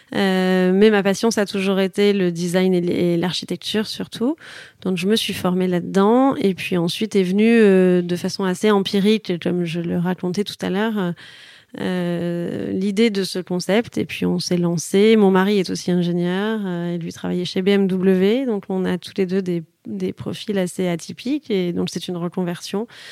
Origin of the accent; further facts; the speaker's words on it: Toulouse, Occitania, France; moved away; also born or lived in Paris / Marseille; je suis toulousaine